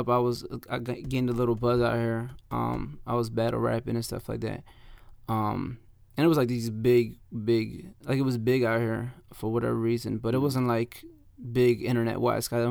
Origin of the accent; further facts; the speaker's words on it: Camden, New Jersey, United States; a lot of people don't know, but it's like uh, literally like uh, five minutes away from Philly.